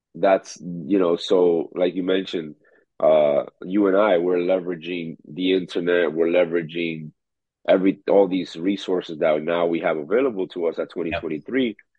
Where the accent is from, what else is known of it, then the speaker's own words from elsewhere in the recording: New York City, New York, United States; also born or lived in Dominican Republic; the same neighborhood I was raised in Corona, Queens